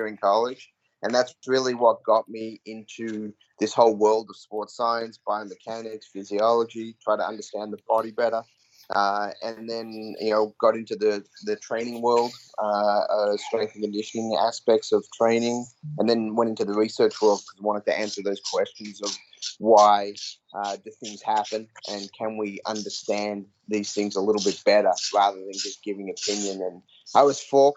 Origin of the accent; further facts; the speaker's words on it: Australia; moved away as an adult; also born or lived in Auburn, United States; I grew up in Australia